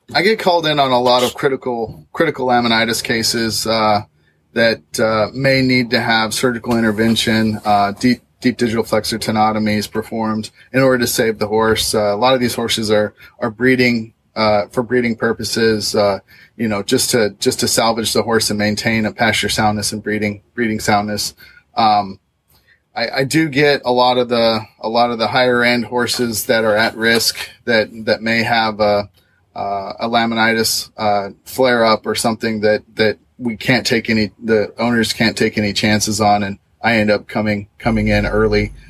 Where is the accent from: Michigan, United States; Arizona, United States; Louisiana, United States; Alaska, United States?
Arizona, United States; Southeast; moved away as an adult; also born or lived in Washington; now in Lexington, United States; I'm from Southeast Arizona, where I grew up on a cattle ranch